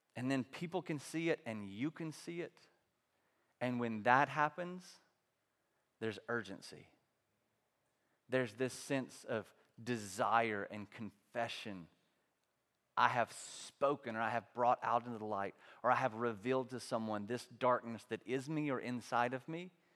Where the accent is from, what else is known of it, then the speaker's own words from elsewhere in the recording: the South, United States; growing up in the South, in this culture, in this context